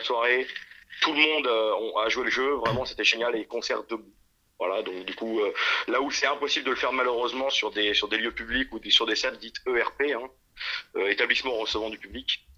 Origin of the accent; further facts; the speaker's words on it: France; on vient de Chaland, si tu veux. C'est une ville qui n'est pas du tout métal